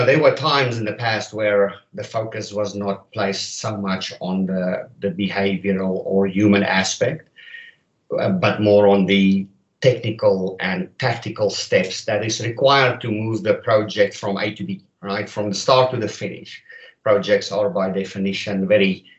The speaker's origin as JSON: {"language": "English", "country": "South Africa", "moved": "as an adult", "lives_now": "Canada", "said": "I'm not a native Canadian, but I hail from South Africa."}